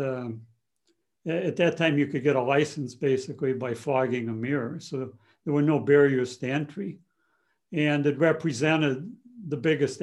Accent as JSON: {"language": "English", "region": "a small town in Wisconsin", "country": "United States", "tie": "born or raised there", "second_language": "English", "moved": "yes", "lives_now": "San Francisco, United States", "said": "I was conceived in a DP camp, but birthed here on U.S. soil. And so we were relocated in a small town in Wisconsin and kind of isolated. I really didn't speak English well until I started grade school"}